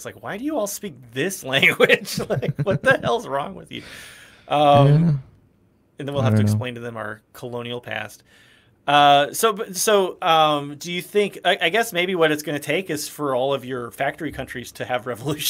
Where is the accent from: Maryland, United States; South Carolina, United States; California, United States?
South Carolina, United States; in my home state, South Carolina